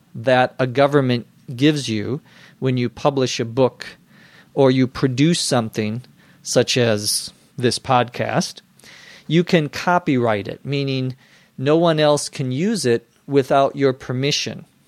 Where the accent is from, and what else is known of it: United States; also born or lived in Los Angeles